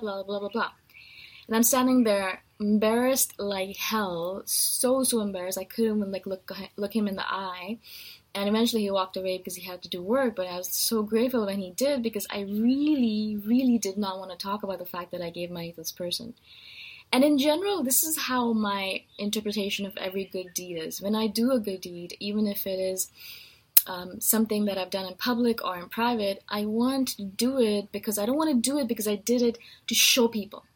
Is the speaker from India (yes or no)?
yes; India; I'm Indian